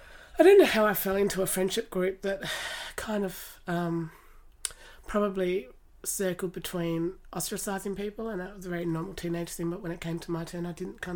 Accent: Latrobe, Tasmania, Australia; La Trobe Primary, La Trobe High, then Tas Unis and then Monash and Deakin Unis.

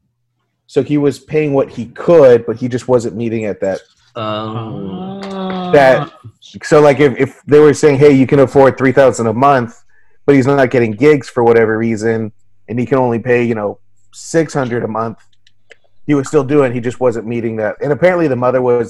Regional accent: Corpus Christi, Texas, United States; I'm from Corpus

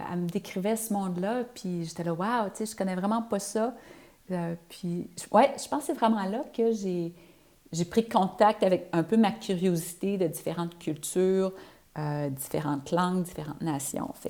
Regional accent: Quebec, Canada; moved away as an adult; ça fait plus de, 30 ans que je suis partie du Québec.

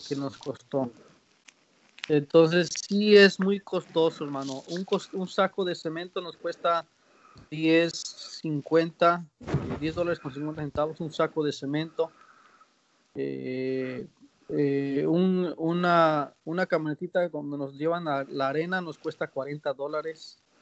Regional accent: Mexico; moved away as an adult; also born or lived in United States; now in Panama; nosotros como mexicanos

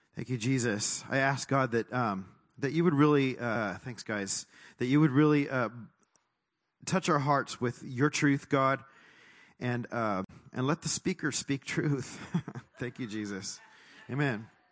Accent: Texas, United States; moved away; also born or lived in California; I was born in Texas

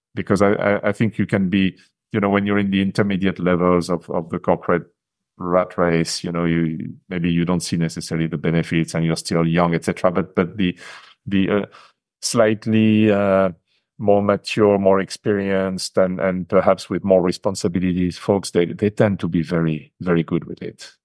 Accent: France; English is a second language; moved away as an adult; now in Japan; I grew up in France, e-, even though I left the country probably nearly forty years ago

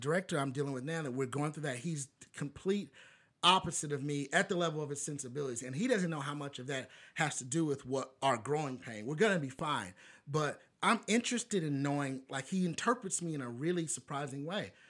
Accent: Bowling Green, Kentucky, United States; I'm black guy from Bowling Green, Kentucky

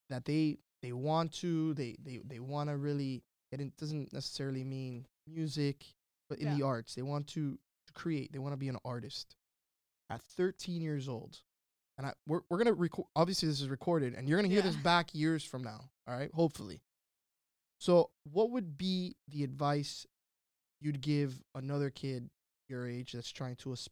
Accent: London, United Kingdom; born there; Yeah, I was born in London.

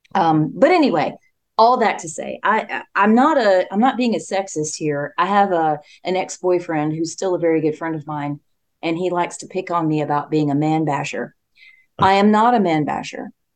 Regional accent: Spartanburg, South Carolina, United States; it's my hometown

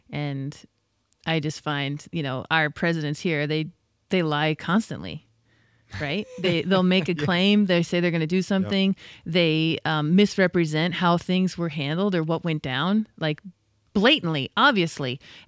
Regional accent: United States; Sure. As an American.

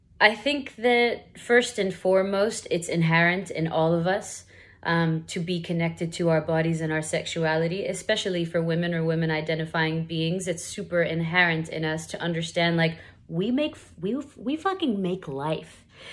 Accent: Saudi Arabia; What was it like growing up in Saudi?

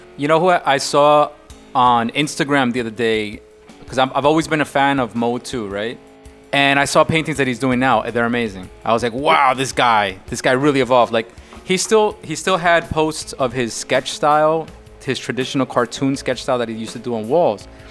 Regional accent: New York, United States; me and Greed, we're from New York

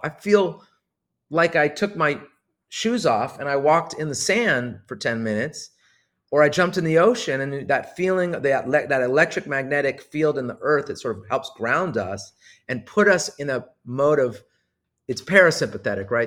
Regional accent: Los Angeles, California, United States; I was born in Hollywood, grew up in Los Angeles my whole life

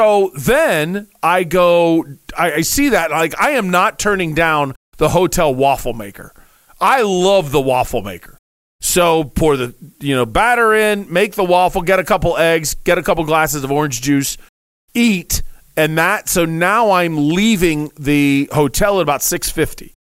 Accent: Dayton, Ohio, United States; moved away as an adult; now in Arizona, United States; I'm from Dayton

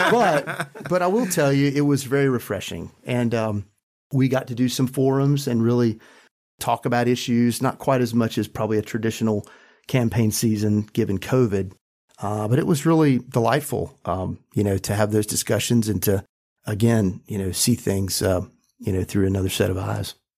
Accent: Randolph County, North Carolina, United States; I grew up in Randolph County, a very rural, poor county

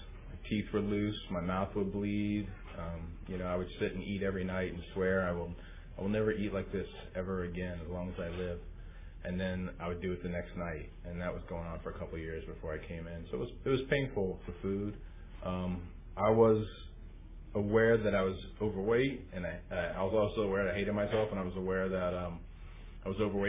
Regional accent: East Coast, United States; also born or lived in Washington, D.C.; I grew up on the East Coast, and I came into OA my first few years on the East Coast in Washington, D.C. area. I'm the youngest of seven kids.

